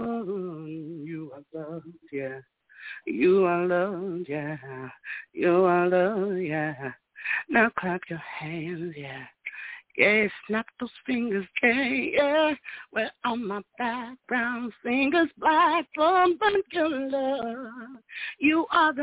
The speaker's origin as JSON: {"language": "English", "region": "Nebraska", "country": "United States", "said": "I'm from Nebraska"}